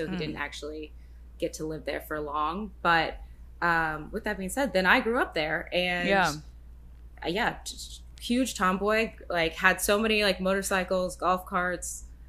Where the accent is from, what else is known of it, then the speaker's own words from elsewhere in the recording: West Coast, United States; But I'm from the West Coast.